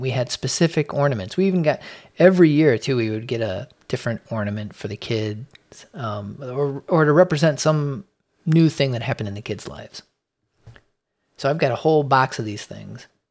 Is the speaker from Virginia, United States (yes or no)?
no; Chicago, Illinois, United States; I was born in Chicago, in the city, uh, in the Logan Square neighborhood